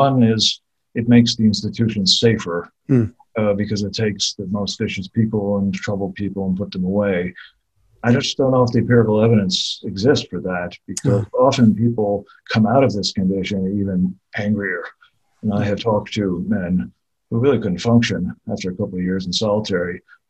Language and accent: English; Australia; And the first thing we should say is that it is Australia. And as the Australian, very few countries really have our kind of solitary confinement regimen.